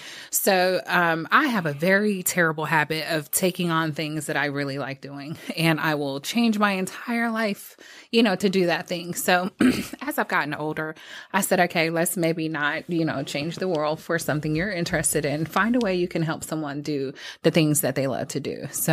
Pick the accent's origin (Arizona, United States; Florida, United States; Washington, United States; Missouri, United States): Florida, United States; Fort Lauderdale; born there; So, but my parents, I was born in Fort Lauderdale, Florida.